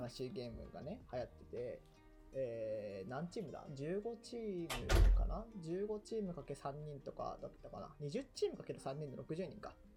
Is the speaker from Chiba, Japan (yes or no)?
yes; Chiba, Japan; 僕、千葉出身